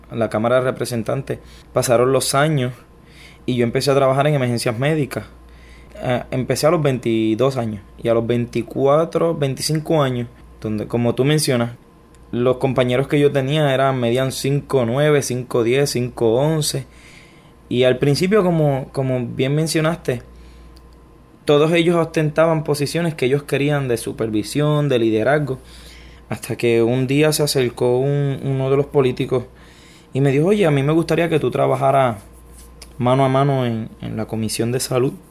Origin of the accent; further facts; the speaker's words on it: Ponce, Puerto Rico; born there; Yo nací en, Ponce, en Puerto Rico. Desde que nací, pues mi familia ha estado en batallas legales. ¿Quién me va a tener? ¿Quién no me va a tener? Y, pero me crié entonces con mis abuelos.